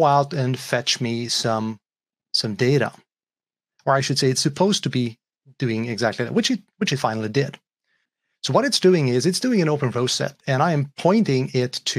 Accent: Sweden; I am from Sweden

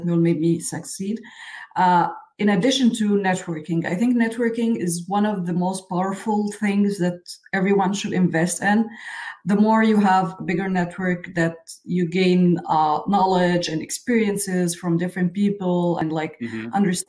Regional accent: Egypt; I was born and raised in Egypt, in Middle East

